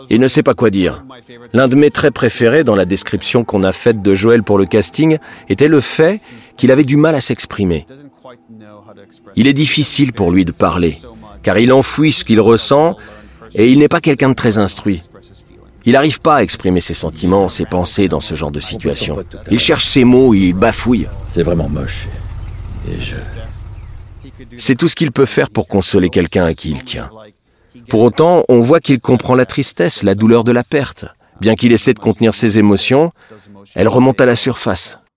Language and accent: French; Israel; Comme je l'ai dit, j'ai grandi en Israël. Et à l'époque, il n'y avait pas de magasin de BD là-bas.